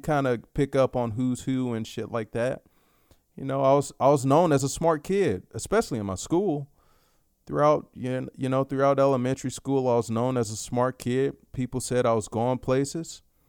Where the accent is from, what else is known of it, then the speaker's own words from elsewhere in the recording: Dallas, Texas, United States; I grew up in South Oak Cliff. And for you, for those of you familiar with Dallas